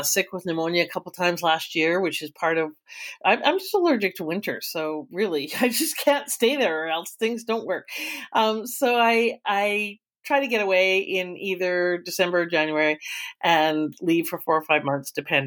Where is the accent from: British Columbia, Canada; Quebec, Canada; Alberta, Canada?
Alberta, Canada; Calgary; I was born, bred, and raised in Alberta in Calgary. And that's where home